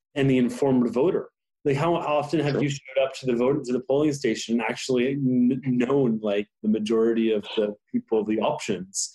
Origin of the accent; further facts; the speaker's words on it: Ottawa, Ontario, Canada; I'm a Canadian. I am born in Ottawa